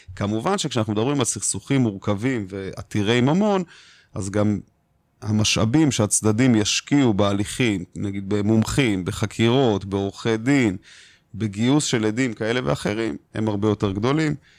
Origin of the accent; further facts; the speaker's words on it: Israel; אנחנו כישראלים